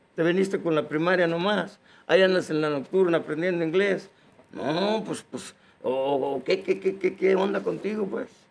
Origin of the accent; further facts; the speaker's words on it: Yuriria, Guanajuato, Mexico; moved away; also born or lived in United States; yo soy del Rancho Zapotitos, municipio de Yuriria, Guanajuato. Fui niño campesino. Yo de los 6 a los 11 años anduve sembrando la tierra.